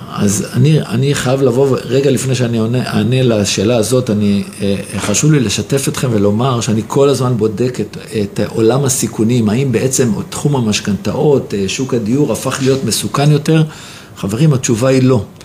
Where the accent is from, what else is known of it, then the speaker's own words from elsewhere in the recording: Jerusalem, Jerusalem District, Israel; אני ירושלמי במקור